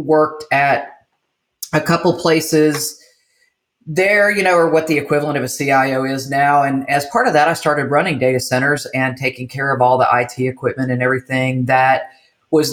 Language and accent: English; Michigan, Midwest, United States; also born or lived in Illinois / California / Tennessee; now in Jackson, United States; I'm a Midwestern girl. So I was raised in Michigan, Illinois, lived in California for a little bit. Then we moved to Tennessee and I moved here with an ex and kind of stayed here.